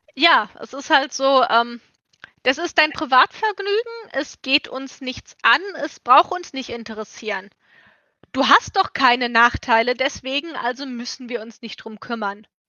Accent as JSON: {"language": "German", "country": "Germany", "said": "ich bin aus Deutschland, ich habe einen europäischen Pass"}